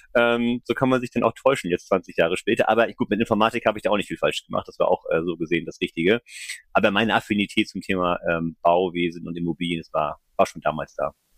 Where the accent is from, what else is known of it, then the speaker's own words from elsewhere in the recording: Flensburg, Schleswig-Holstein, Germany; also born or lived in Kiel / Hamburg; now in Kreis Pinneberg, Germany; Ich bin gebürtiger Flensburger, bin da auch groß geworden im Umland